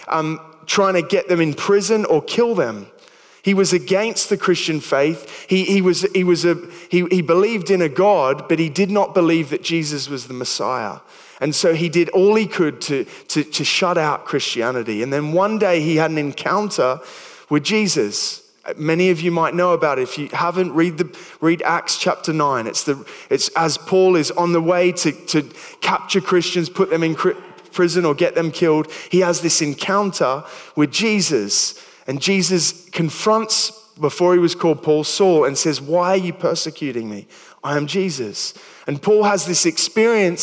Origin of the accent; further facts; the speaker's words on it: Sydney, New South Wales, Australia; moved away as an adult; also born or lived in New Milton, England; now in England; I'd been part of a youth group growing up in Sydney